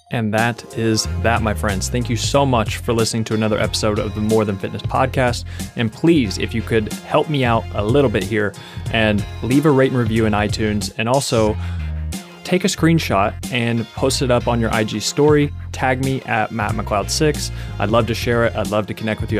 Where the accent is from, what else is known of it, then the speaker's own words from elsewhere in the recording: Kentucky, United States; moved away; I'm from Kentucky, and there's just, there's food everywhere